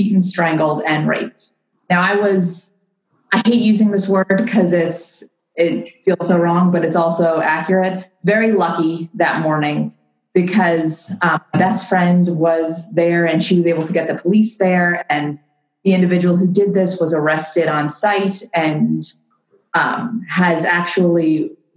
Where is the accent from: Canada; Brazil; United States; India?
United States; Long Island, New York; moved away as an adult; also born or lived in Washington, District of Columbia, United States / Virginia; I grew up in New York on Long Island